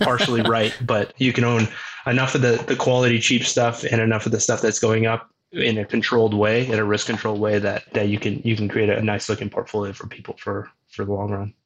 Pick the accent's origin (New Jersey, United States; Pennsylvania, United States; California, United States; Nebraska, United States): Nebraska, United States; Omaha; born and raised in Omaha